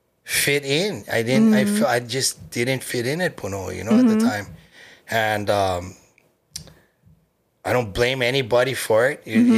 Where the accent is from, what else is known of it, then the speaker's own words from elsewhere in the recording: Honolulu, Hawaii, United States; also born or lived in Hilo; born and raised in Manoa.